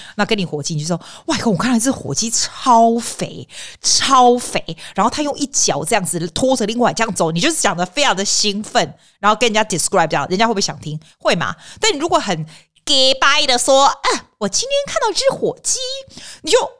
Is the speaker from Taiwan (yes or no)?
no; Australia; 我觉得我还蛮澳洲的，因为我在这里长大了嘛